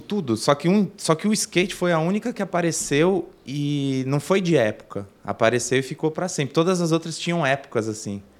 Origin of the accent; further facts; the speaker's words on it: São Bernardo do Campo, São Paulo, Brazil; also born or lived in Santo André; eu nasci em São Bernardo, mas morei em Santo André muito tempo, aí depois voltei para São Bernardo. É São Bernardo e Santo André sempre